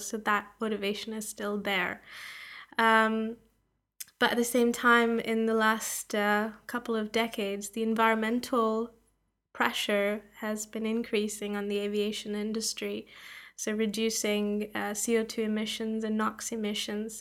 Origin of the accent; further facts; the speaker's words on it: Canada; moved away as an adult; also born or lived in Toronto, Canada / Canberra, Australia; now in Oxford, United Kingdom; I'm from Canada.